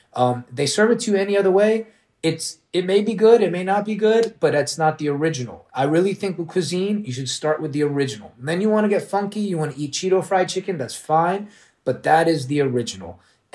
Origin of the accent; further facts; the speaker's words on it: Washington, District of Columbia, United States; born there; also born or lived in Orlando, United States; Well, I was a Knicks fan always because I was born in D.C.